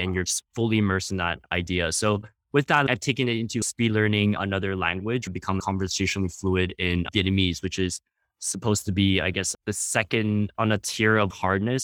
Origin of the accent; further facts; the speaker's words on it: Canada; we're Canadian